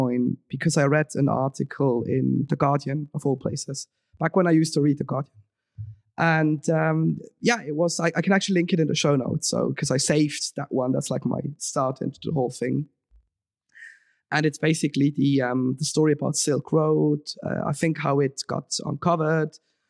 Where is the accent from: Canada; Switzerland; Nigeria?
Switzerland; moved away as an adult; now in London, United Kingdom; I was born and raised in Switzerland